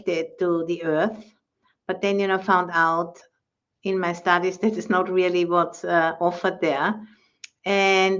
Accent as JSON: {"language": "English", "country": "Austria", "moved": "as an adult", "lives_now": "San Rafael, United States", "said": "I'm originally from Austria"}